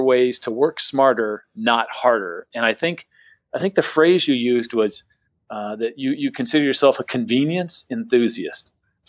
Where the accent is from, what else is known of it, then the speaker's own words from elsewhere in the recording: San Diego, California, United States; now in St. Petersburg, United States; I live in St. Petersburg now, and I grew up in San Diego